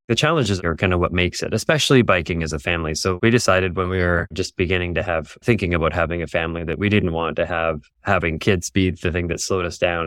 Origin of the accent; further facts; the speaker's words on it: near Toronto, Ontario, Canada; now in Yukon, Canada; I grew up near Toronto, in Ontario in Canada.